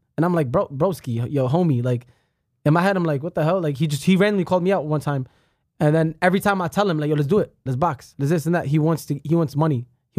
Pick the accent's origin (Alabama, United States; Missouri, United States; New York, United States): New York, United States; I was raised in New York.